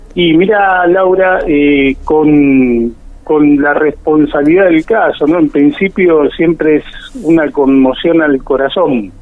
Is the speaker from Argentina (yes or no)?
yes; Tandil, Buenos Aires Province, Argentina; also born or lived in Santa Cruz; now in Lomas de Zamora, Argentina; Nací en Tandil, provincia de Buenos Aires